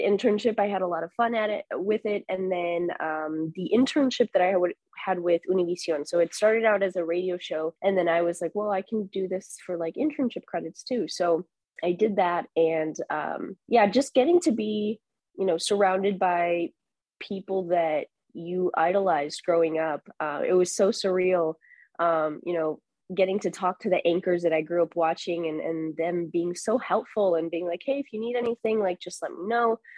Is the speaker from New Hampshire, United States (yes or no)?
no; Chicago, Illinois, United States; moved away as an adult; also born or lived in Marquette, Michigan / Rockford, Illinois; now in San Diego, United States; cover my hometown teams